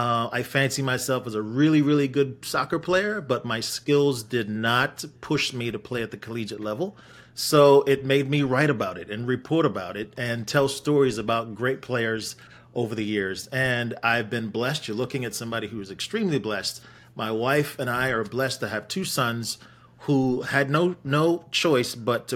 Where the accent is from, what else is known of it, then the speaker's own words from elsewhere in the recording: Wolverhampton, West Midlands, United Kingdom; born there; also born or lived in Jamaica; I was born in Wolverhampton to Jamaican parents. And I moved to Jamaica when